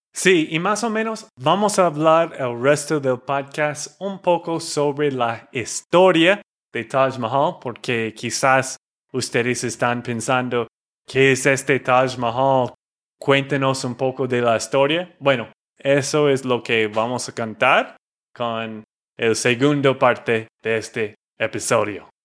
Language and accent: Spanish; Texas, United States; de Texas, Estados Unidos